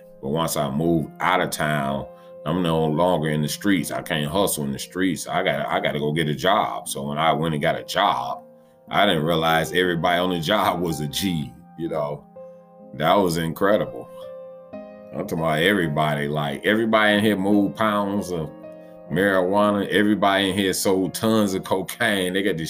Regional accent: West Coast, United States; I'm from the West Coast and all.

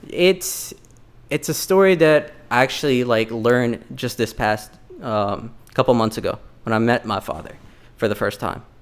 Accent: United States; also born or lived in Dubrovnik, Croatia / Bosnia and Herzegovina; I was born in Croatia, Dubrovnik, but I claim my heritage in Bosnia because that's where my family grew up mm-hmm. and that's where I wanted to be. Um, six months after where I was born, I went to America as a refugee

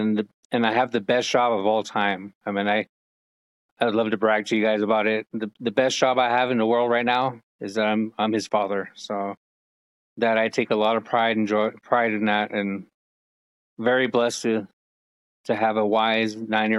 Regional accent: Farmington, New Mexico, United States; I'm a Native American. I'm from the Navajo tribe. And I was born and raised in Farmington, New Mexico, which is in the four corners of the country of Colorado, Arizona, Utah, and New Mexico.

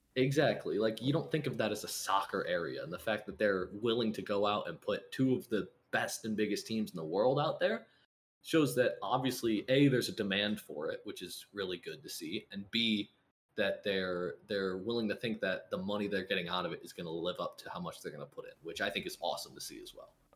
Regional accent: United States; I'm American

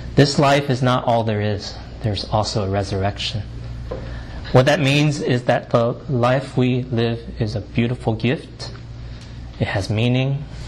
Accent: United States; I'm Asian American male of Chinese descent

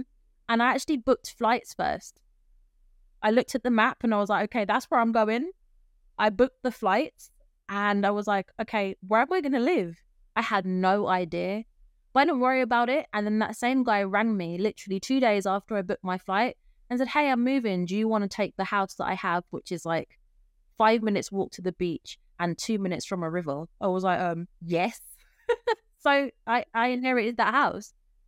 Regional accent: London, United Kingdom; moved away as an adult; I am originally from London. That's where I was born. And I spent the first 33 years of my life in and around the UK

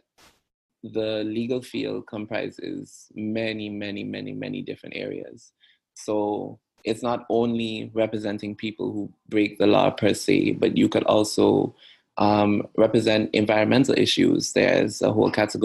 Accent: Antigua & Barbuda; moved away as an adult; also born or lived in Jamaica / United Kingdom; I'm born and raised in Antigua and Barbuda.

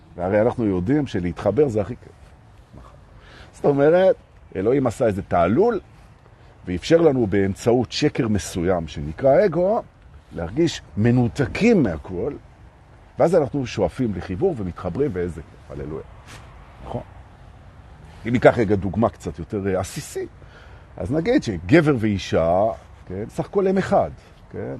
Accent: Jerusalem, Jerusalem District, Israel; moved away; אני הרי ירושלמי במקור, מלפני

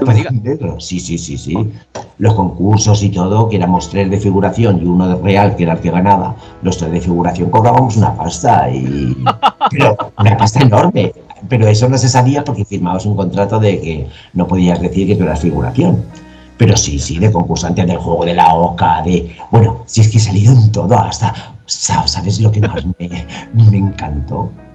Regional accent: Alicante, Valencian Community, Spain; Yo soy vengo de Alicante, soy bailarín.

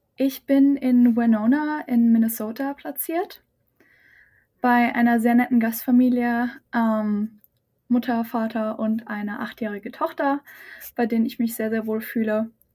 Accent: near Aschaffenburg, Lower Franconia, Bavaria, Germany; moved away; ich komme aus der Nähe von Aschaffenburg in Bayern, ähm, Unterfranken.

